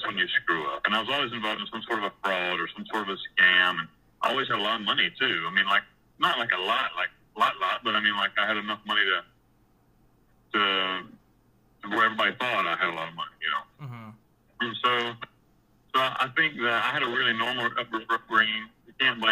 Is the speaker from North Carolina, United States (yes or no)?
yes; near Asheville, Western North Carolina, United States; moved away as an adult; also born or lived in Costa Rica / Panama; I grew up in Western North Carolina, just outside of the provincial capital of all of Western North Carolina. It's a little town called Asheville.